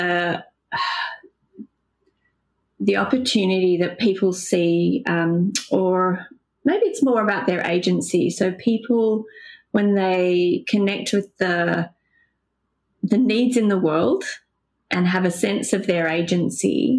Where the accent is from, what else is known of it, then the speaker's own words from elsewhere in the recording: Sydney, New South Wales, Australia; I grew up in Pennon Hills